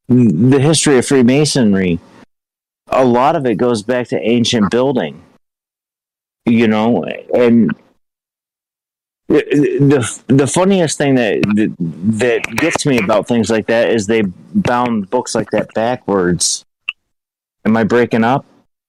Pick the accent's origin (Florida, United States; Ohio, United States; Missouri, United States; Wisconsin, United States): Ohio, United States; I'm from Ohio.